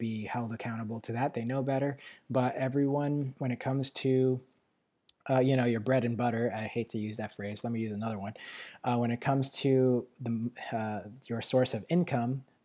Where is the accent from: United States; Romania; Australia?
United States; New York City, New York; moved away; I was born in Manhattan, so the city area